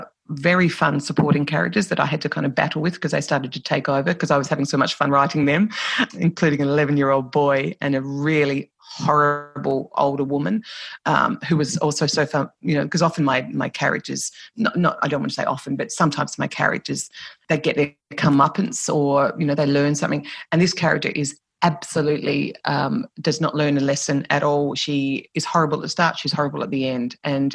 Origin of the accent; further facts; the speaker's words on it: Ireland; And who are we as Irish people? And what does being Irish mean? It's a constant, constant conversation in Ireland.